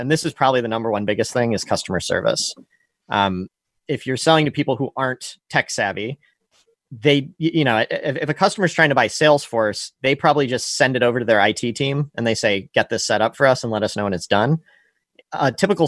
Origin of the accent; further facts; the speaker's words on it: St. Louis, Missouri, United States; also born or lived in San Francisco; I'm from St. Louis, but left after college